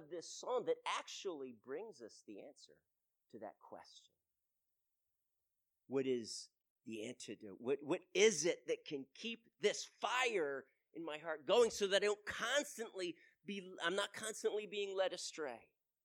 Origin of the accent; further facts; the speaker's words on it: United States; we, as an American, as the American church